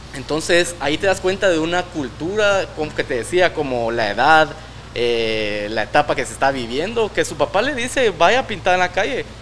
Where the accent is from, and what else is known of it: Guatemala